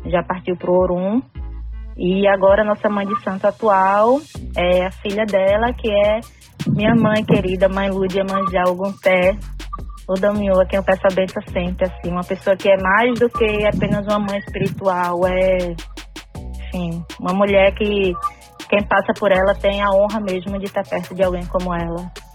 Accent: Porto de Galinhas, Pernambuco, Brazil; now in Recife, Brazil; mas eu sou lá de Porto de Galinhas, que é litoral sul de Pernambuco

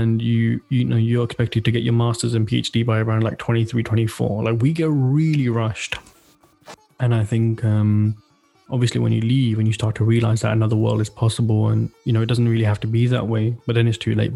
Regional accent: Slough, South East England, United Kingdom; moved away as an adult; now in Denmark; I'm born and raised in Slough

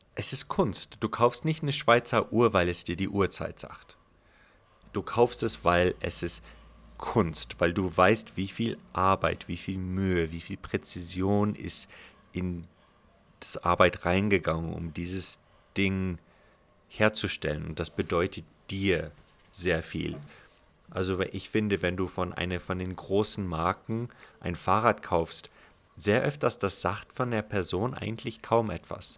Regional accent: Omaruru, Erongo, Namibia; also born or lived in Otjiwarongo / South Africa / Europe; ich bin geborener Namibianer, im Nachbarort Ochiwarongo geboren, in Omaruru aufgewachsen

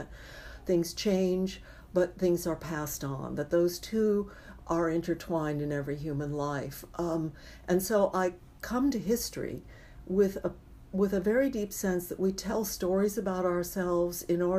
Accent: California, United States; being a Californian

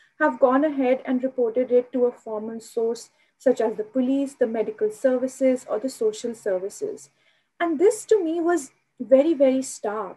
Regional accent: Delhi, India; I grew up in Delhi

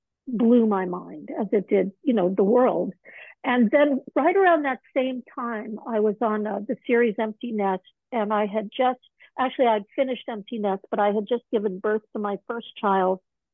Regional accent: New York, United States; born there; also born or lived in Malibu; that was the environment and the atmosphere I was born into in New York.

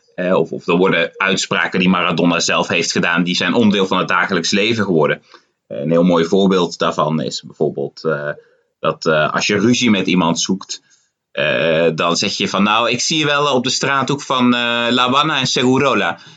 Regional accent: Netherlands; now in Buenos Aires, Argentina; voor mij als Nederlander

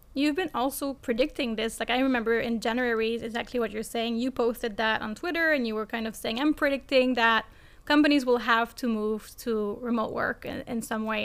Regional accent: Montreal, Quebec, Canada; accent: French; English is a second language; now in Berlin, Germany; I am Canadian from Montreal, see the little French accent, and I am based in Berlin, Germany

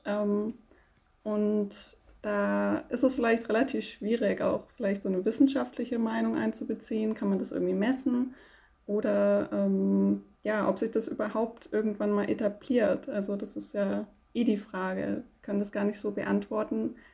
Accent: Konstanz, Baden-Württemberg, Germany; ich komme aus Konstanz

